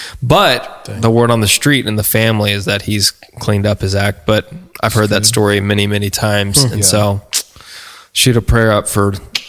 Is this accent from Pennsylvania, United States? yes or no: no; Oregon, United States; born there; So I was born in Oregon originally.